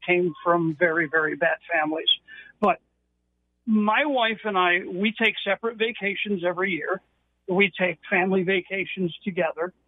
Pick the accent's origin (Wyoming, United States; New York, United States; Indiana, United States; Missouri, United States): New York, United States; moved away; I'm originally from New York.